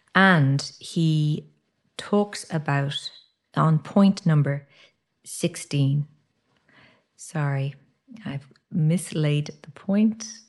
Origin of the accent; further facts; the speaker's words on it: Ireland; characteristics we have as Irish people.